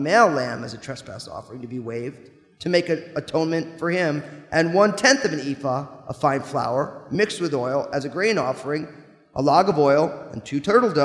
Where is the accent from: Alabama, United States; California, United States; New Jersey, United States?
New Jersey, United States; I grew up in New Jersey